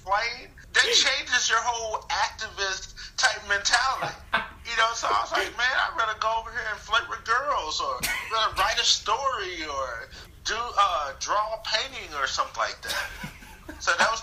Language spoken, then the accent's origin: English; Fort Worth, Texas, United States; I'm a kid from Fort Worth, Texas, who lived in low poverty areas